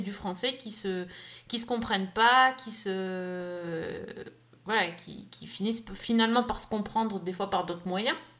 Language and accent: French; France; nous, on est français